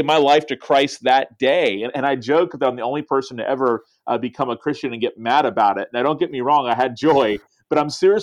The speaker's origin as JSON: {"language": "English", "town": "Tallahassee", "region": "Florida", "country": "United States", "tie": "born or raised there", "said": "I wanted to start a church in my hometown that would reach my friends. And we started a church 15 years ago and have seen incredible things happen since then in the capital city of Florida where I live"}